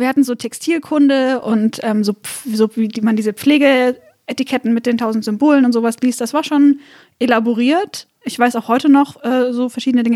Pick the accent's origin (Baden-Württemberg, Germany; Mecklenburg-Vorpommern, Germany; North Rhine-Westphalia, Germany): Baden-Württemberg, Germany; Swabia; ich komme aus Schwabenland